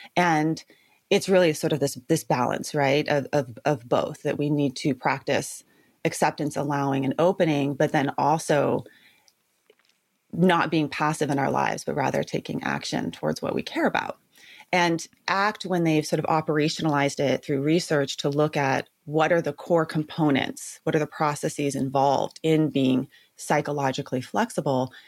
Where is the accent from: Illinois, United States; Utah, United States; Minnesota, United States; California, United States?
California, United States; Santa Barbara; was born and raised in Santa Barbara